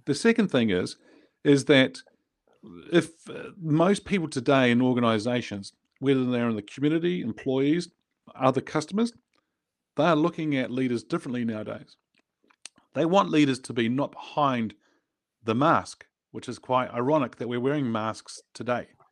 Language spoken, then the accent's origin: English; New Zealand; I was born in New Zealand. I grew up in New Zealand.